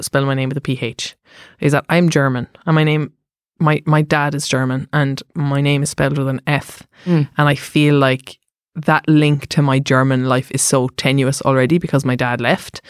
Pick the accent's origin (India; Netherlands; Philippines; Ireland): Ireland; Cork, Munster; Because I'm from Cork.